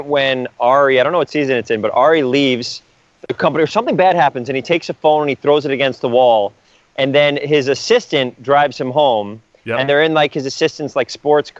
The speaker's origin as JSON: {"language": "English", "town": "New York City", "region": "New York", "country": "United States", "tie": "born or raised there", "moved": "as an adult", "lives_now": "Los Angeles, United States", "said": "I'm a kid from Riverdale, and my parents are from the Bronx too"}